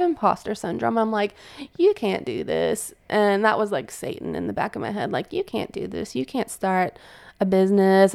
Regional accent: Fairhope, Alabama, United States; moved away as an adult; now in Pensacola, United States; I'm, I'm from Fairhope, which is a small town in Alabama, about forty-five minutes from here

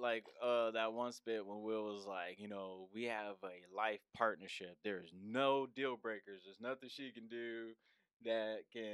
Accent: Philadelphia, Pennsylvania, United States; Like, I grew up in Philly. She grew up in Baltimore. Like, we grew up around bullets and stuff, yeah, like real danger.

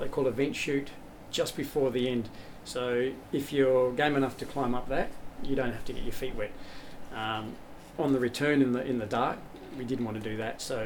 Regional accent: Blue Mountains, New South Wales, Australia; I grew up in the Blue Mountains

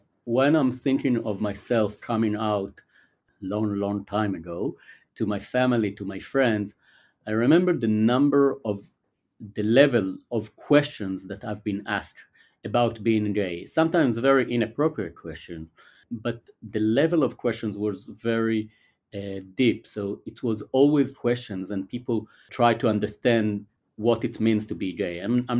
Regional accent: Israel; English is a second language; moved away; So the fact that we are gay couple, the fact that we are foreigners, we came from Israel, the fact that we speak a different language, the fact that we are Jewish and we kept Judaism, so that's our religion at home.

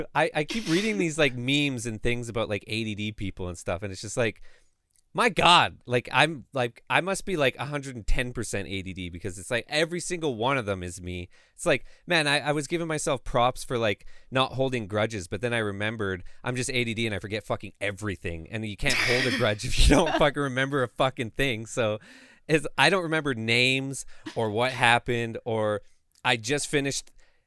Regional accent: Canada; I don't remember, but I'm also Canadian, so it probably didn't happen to me.

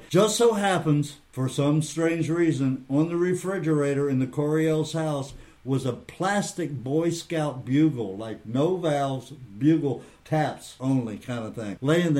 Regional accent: Virginia, United States; born there; That I was born in Virginia and raised in.

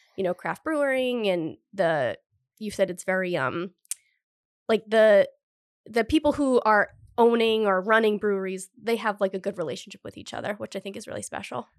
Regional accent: Cumberland, Rhode Island, United States; now in Providence, United States; I'm from Cumberland, I lou-, now live in Providence

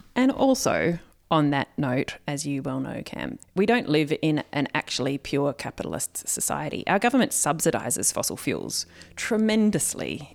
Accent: Australia; as an Australian

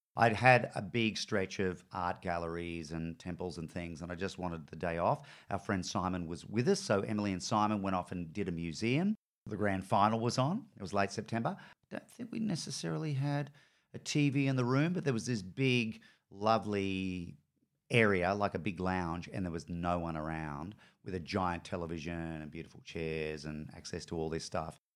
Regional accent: North Queensland, Australia; also born or lived in Brisbane; now in Melbourne, Australia; I grew up in North Queensland

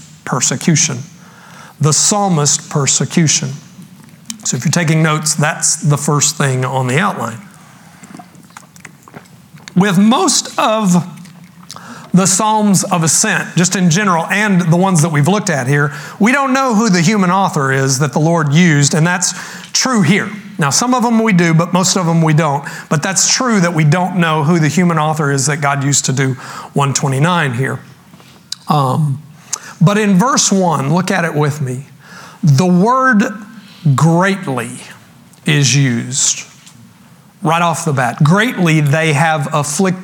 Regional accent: Texas, United States; I grew up in Texas

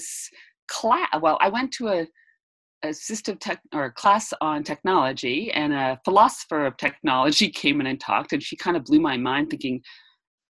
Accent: Edmonton, Alberta, Canada; I'm from Edmonton, Alberta, Canada.

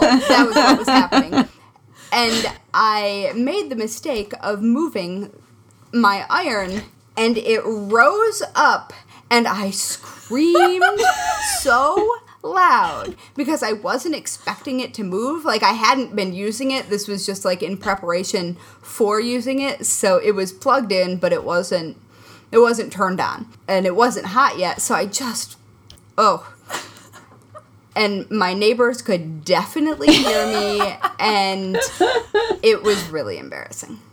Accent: Midwest, United States; now in New York, United States; I grew up in the Midwest.

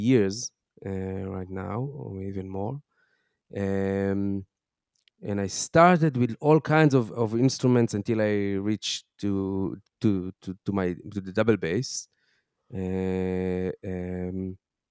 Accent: Tel Aviv, Tel Aviv District, Israel; I grew up in Tel Aviv, but as my first boy was born, we changed the direction.

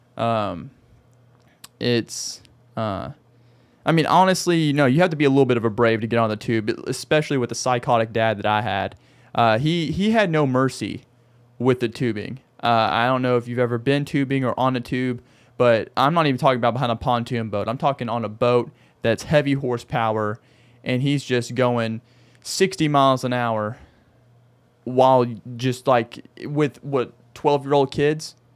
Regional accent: Arkansas, United States; moved away as an adult; now in Phoenix, United States; I'm from Arkansas

